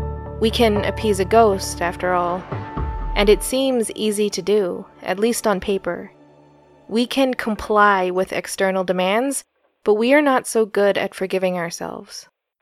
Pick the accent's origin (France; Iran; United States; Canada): United States; New York; born there; I was born in New York. Upstate New York, I should clarify.